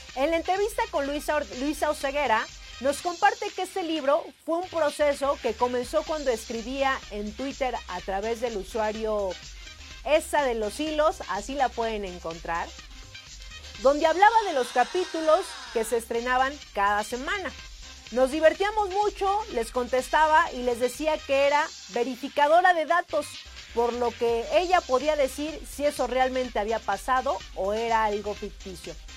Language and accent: Spanish; Mexico; como buen mexicano